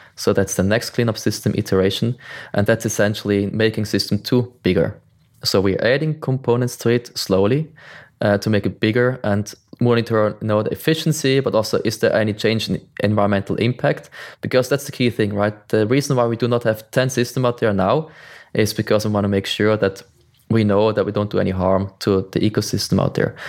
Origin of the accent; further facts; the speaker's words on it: Switzerland; I'm from Switzerland. I live in the mountains, far away from the ocean